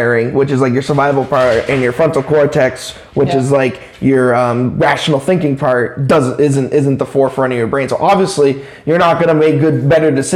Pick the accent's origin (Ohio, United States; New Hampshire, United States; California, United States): New Hampshire, United States; Claremont; I was born and raised in Claremont